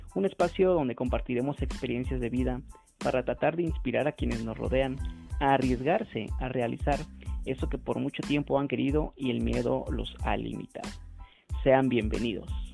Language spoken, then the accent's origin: Spanish; San Cristóbal de las Casas, Chiapas, Mexico; yo soy de San Cristóbal